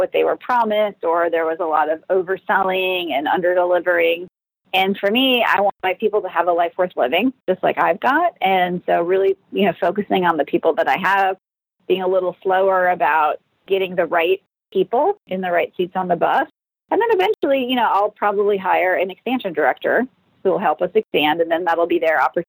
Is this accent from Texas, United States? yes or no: no; Minnesota, United States; moved away; I am from Minnesota